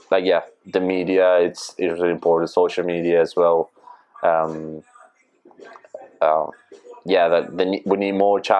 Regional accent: Argentina; Uh, that's my, yeah, my team from Argentina.

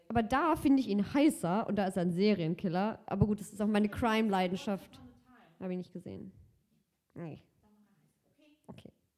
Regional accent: Cologne, North Rhine-Westphalia, Germany; Ich bin gebürtige Kölnerin

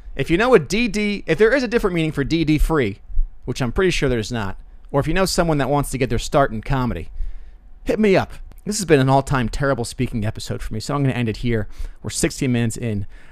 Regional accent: Rockville Centre, New York, United States; It's my hometown

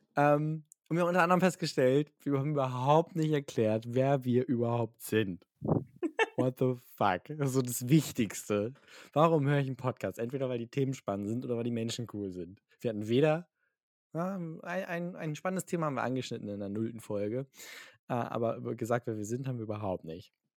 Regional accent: Hamburg, Germany; ich bin in Hamburg geboren, ein sehr patriotischer Hamburger.

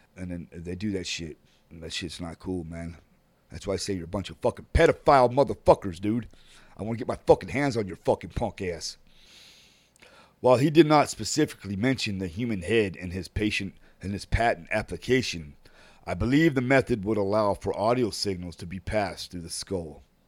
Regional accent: San Antonio, Texas, United States; Mantec is based in my hometown of San An-, San Antonio, Texas.

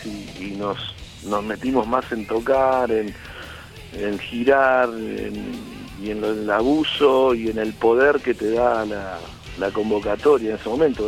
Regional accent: San Justo, Buenos Aires Province, Argentina; yo soy de La Matanza, de San Justo

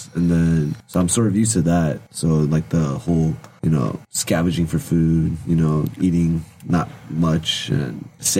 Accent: United States; moved away as an adult; now in South Korea; I'm born in America, that's why.

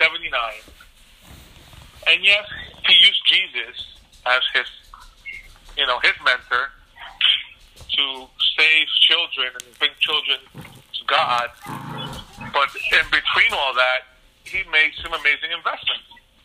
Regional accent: New York City, New York, United States; also born or lived in Puerto Rico; I came here when I was 8 years old. I came to Bushwick I came to Myrtle. When we came from Puerto Rico in 1978, we moved to Myrtle Avenue in Kent.

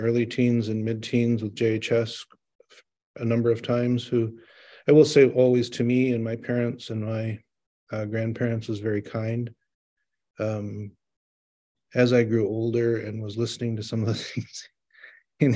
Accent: Detroit, Michigan, United States; I was born in 1970, the end of 1970, November, and grew up in Detroit

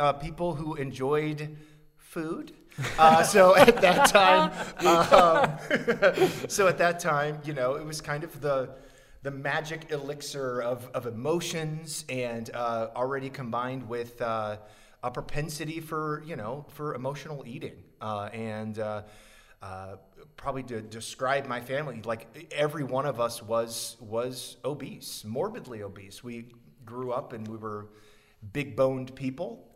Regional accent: Council Bluffs, Iowa, United States; I grew up here in Council Bluffs, Omaha metro area

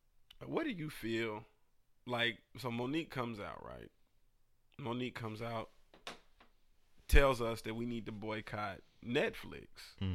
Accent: Atlanta, Georgia, United States; I'm from Atlanta.

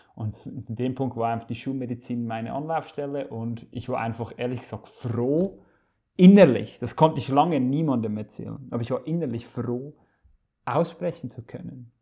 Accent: Switzerland; ich komme aus der Schweiz und bin gelernter Koch, ursprünglich aufgewachsen in einem Familienbetrieb meines Vaters

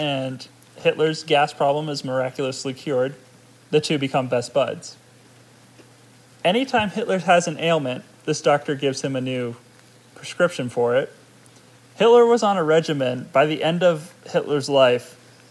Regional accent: United States; I'm American, dang it.

